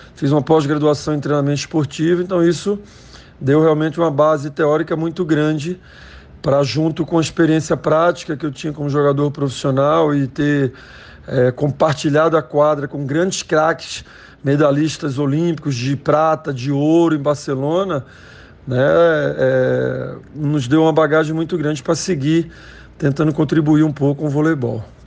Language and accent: Portuguese; Recife, Pernambuco, Brazil; moved away as an adult; also born or lived in Olinda / São Paulo / United States; eu sou pernambucano, nasci de Olinda